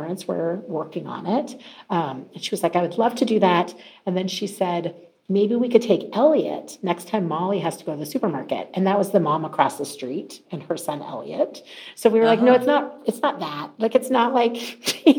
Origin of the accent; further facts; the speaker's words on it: Mesa, Arizona, United States; moved away; grew up in Mesa, Arizona, a long way from where I live now